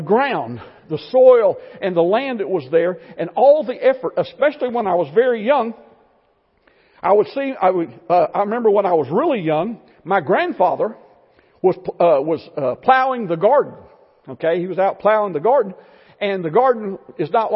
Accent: Florida, United States; I grew up in Florida

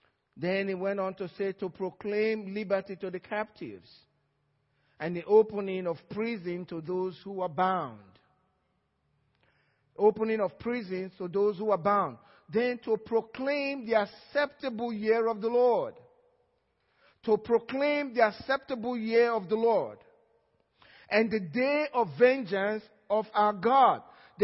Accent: Georgia, United States; Some from Georgia, that's where I'm from too.

